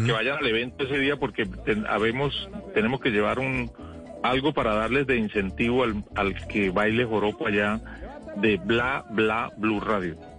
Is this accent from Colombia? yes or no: yes; Llanos Orientales, Colombia; also born or lived in Bogotá; now in Villavicencio, Colombia; yo toda la vida del llano, volví a mis comederos